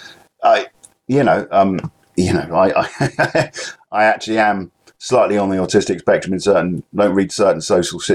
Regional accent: England, United Kingdom; I'm particularly English

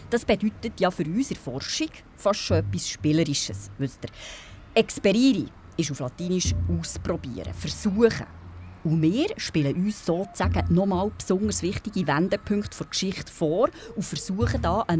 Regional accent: Bern, Switzerland; Ich bin hier in Bern aufgewachsen, im Breitsch.

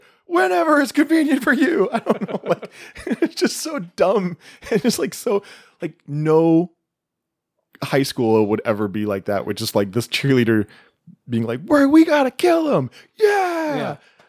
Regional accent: Enumclaw, Washington, United States; being from Enumclaw

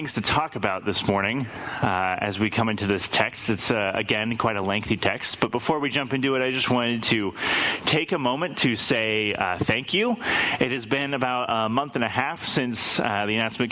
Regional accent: Lake Tapps, Washington, United States; the church that I grew up in over in Lake Taps Community Church

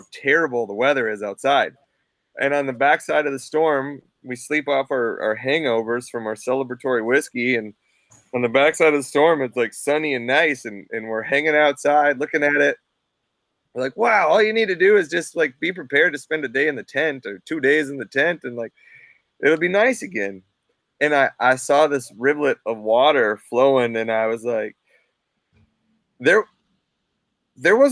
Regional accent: Minnesota, United States; accent: non-regional dialect; now in Fairbanks, United States; me growing up in Minnesota. Interesting fact, I grew up in the only county in Minnesota that doesn't have a lake

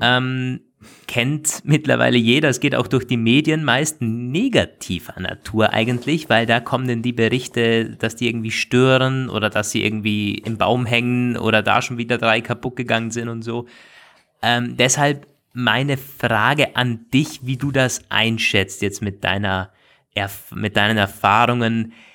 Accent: Austria; bei uns in Österreich

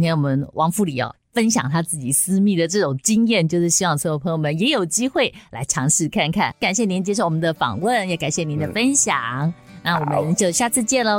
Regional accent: Taiwan; 我们台湾人

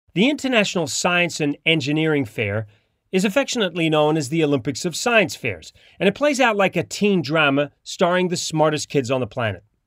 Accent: Antigua & Barbuda; moved away; also born or lived in New Zealand; I grew up in Antigua, and, uh, also where they had the British system.

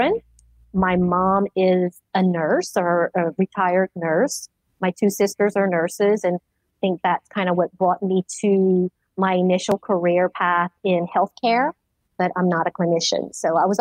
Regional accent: Richard, Louisiana, United States; born and raised in Richard, Louisiana

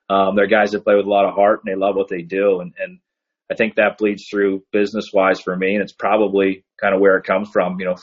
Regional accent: Pittsburgh, Pennsylvania, United States; now in Cleveland, United States; growing up in Pittsburgh, you know, I live in Cleveland now

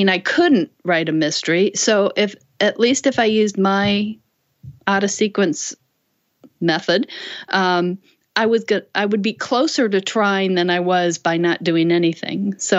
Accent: Illinois, United States; moved away; also born or lived in North Carolina / Washington, D.C. area; I grew up in Illinois

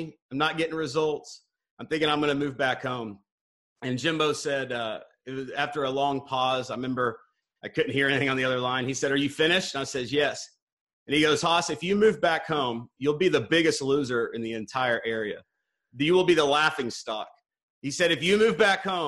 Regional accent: Northwest Missouri, United States; now in Dallas, United States; I grew up in Northwest Missouri. I live in Dallas, Texas now

